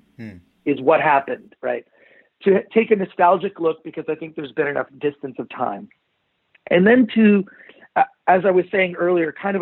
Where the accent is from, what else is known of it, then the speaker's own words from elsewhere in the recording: Detroit, Michigan, United States; when I was a little kid, I grew up in Detroit